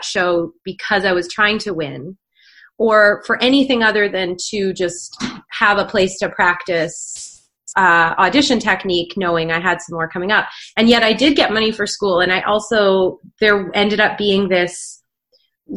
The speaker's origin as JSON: {"language": "English", "area": "Vancouver Island", "region": "British Columbia", "country": "Canada", "tie": "born or raised there", "also_born_or_lived": "Northern England", "said": "I was actually born in Northern England and I moved to Vancouver Island when I was one. So I didn't grow up there"}